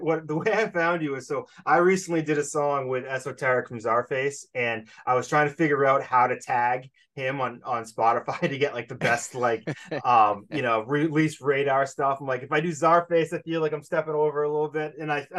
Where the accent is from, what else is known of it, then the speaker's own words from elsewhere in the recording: Boston, Massachusetts, United States; I mean, I'm from Boston.